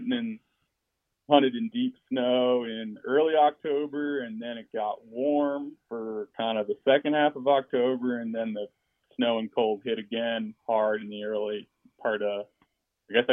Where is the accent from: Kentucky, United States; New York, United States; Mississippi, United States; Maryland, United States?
Maryland, United States; Eastern Shore; moved away as an adult; also born or lived in Rocky Mountains; I grew up on the Choptank River